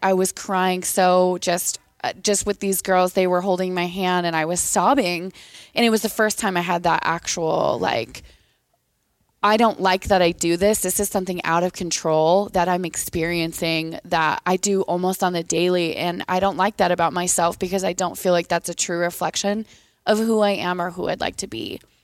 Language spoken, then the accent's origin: English; Eatonville, Washington, United States; I'm from Washington State. I'm from a super small town at the ba-, basement of Mount Rainier called Eatonville